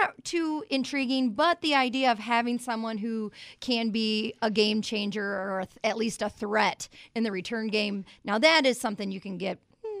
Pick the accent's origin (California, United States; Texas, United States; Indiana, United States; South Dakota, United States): Indiana, United States; I grew up here in this area. I've watched Michigan, Notre Dame my whole life.